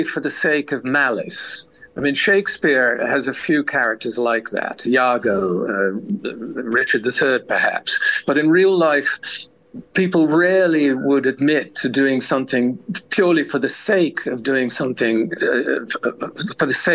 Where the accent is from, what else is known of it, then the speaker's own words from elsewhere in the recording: Netherlands; I grew up in the shadow of the war. And in a country that had been occupied